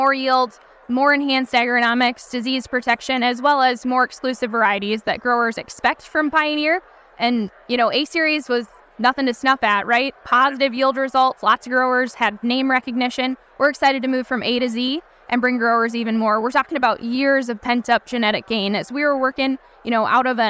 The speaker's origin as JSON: {"language": "English", "region": "Wisconsin", "country": "United States", "said": "I come from Wisconsin, where we've had years and years of white mold pressure"}